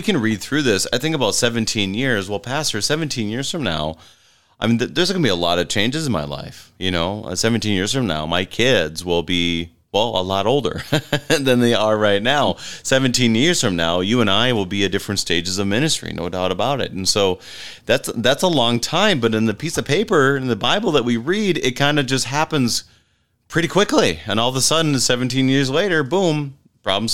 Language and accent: English; Wadena, Minnesota, United States; my hometown, Wadena